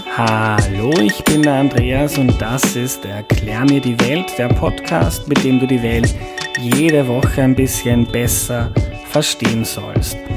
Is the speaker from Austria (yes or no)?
yes; Lower Austria, Austria; ich komme aus Niederösterreich